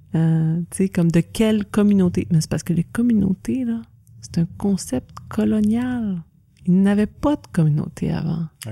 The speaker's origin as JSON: {"language": "French", "town": "Saint-Alexis", "region": "Quebec", "country": "Canada", "tie": "born or raised there", "also_born_or_lived": "Joliette", "moved": "yes", "lives_now": "Wakefield, Canada", "said": "Je suis née à ah. Joliette, puis on a grandi à Saint-Alexis de Montcalm"}